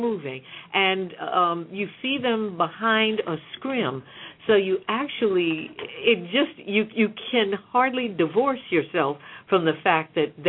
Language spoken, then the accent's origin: English; New York City, New York, United States; I grew up in Harlem, and my frame of reference for an entertainment theater was the Apollo Theater.